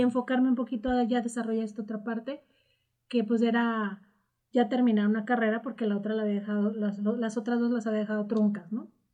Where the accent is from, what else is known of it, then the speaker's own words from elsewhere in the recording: Morelia, Michoacán, Mexico; Soy, soy de Morelia.